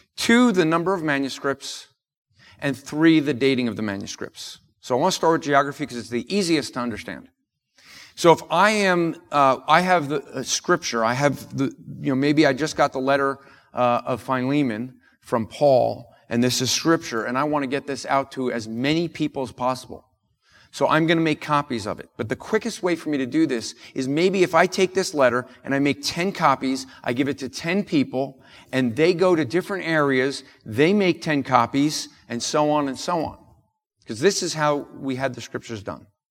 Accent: New Jersey, United States; I'm from New York, uh, and so, or from New Jersey

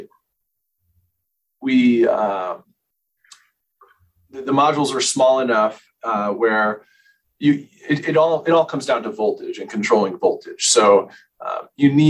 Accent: Bridgeport, Connecticut, United States; moved away as an adult; now in Boulder, United States; I was born in Bridgeport, Connecticut.

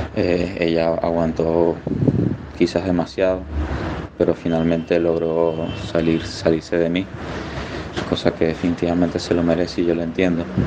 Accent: Venezuela; moved away as an adult; now in Panama; soy venezolano, vivo en Panamá

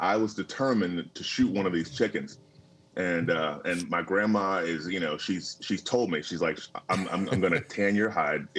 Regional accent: Tallahassee, Florida, United States; I grew up in Tallahassee, Florida, and it was country

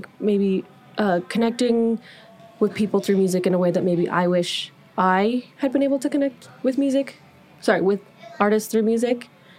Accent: Thornton, Colorado, United States; technically I grew up like more in Thornton area

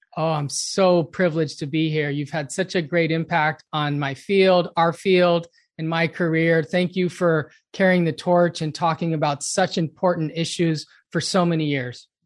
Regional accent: Los Angeles, California, United States; I grew up in Los Angeles

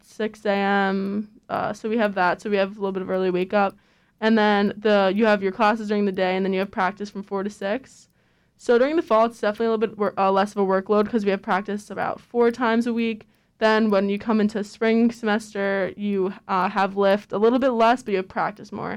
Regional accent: New York, United States; moved away; I'm from New York

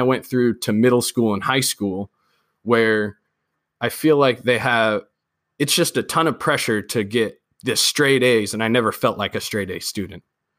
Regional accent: Sacramento, California, United States; I'm from Sacramento. I'm in the Citrus Heights area, which is a very, very beautiful Providence area of Sacramento

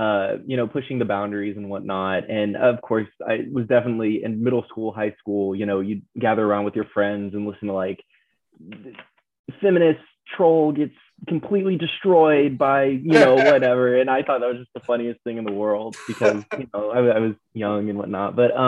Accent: San Antonio, Texas, United States; now in College Station, United States; I am originally from San Antonio, Texas. So I've been a Texan my whole life. Now I reside in College Station because that's where Texas A&M is.

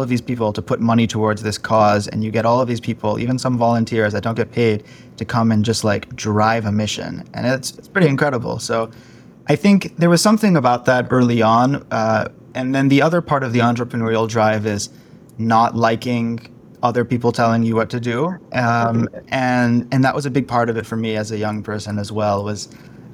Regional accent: Palo Alto, California, United States; I grew up in the Bay Area, which is San Francisco, south of San Francisco, Silicon Valley, Palo Alto.

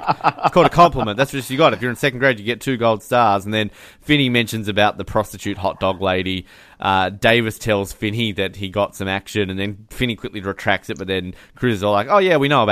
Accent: Hobart, Tasmania, Australia; I've my entire life living in Hobart

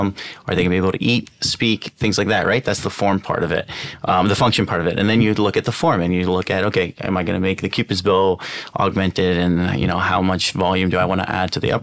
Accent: Baltimore, Maryland, United States; moved away as an adult; also born or lived in Toronto, Canada / Alabama / New York; now in Los Angeles, United States; And then our family kind of landed in Maryland. And that's where we did middle school, high school, and grew up there

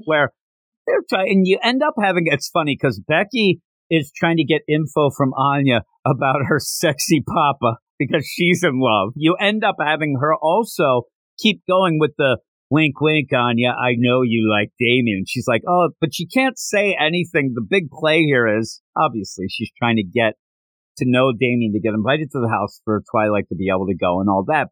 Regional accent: Philadelphia, Pennsylvania, United States; I'm from the Philadelphia area

